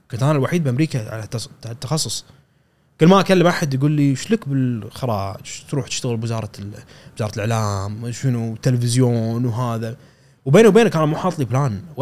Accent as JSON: {"language": "Arabic", "country": "Kuwait", "said": "كان اني رحت آه، مقدم انا من الكويت"}